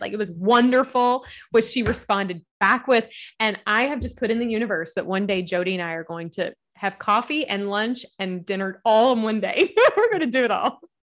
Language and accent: English; Kentucky, United States; accent: Southern; I am a Southern gal. You'll hear the accent. I'm from Kentucky